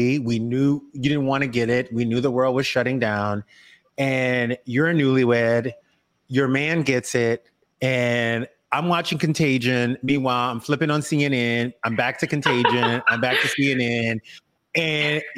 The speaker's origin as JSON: {"language": "English", "region": "the South", "country": "United States", "tie": "born or raised there", "said": "I grew up in the South"}